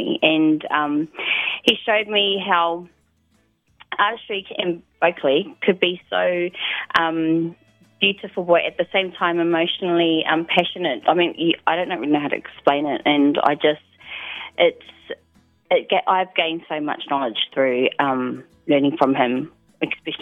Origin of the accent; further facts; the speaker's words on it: Gisborne, New Zealand; as an artist growing up in Gisborne